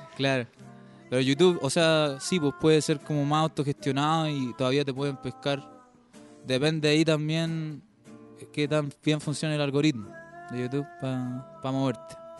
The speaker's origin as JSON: {"language": "Spanish", "town": "Talca", "region": "Maule", "country": "Chile", "said": "yo soy de Talca"}